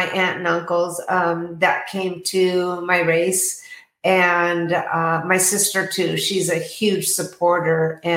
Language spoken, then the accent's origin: English; Tacoma, Washington, United States; now in Arizona, United States; I was born and raised in Tacoma, Washington.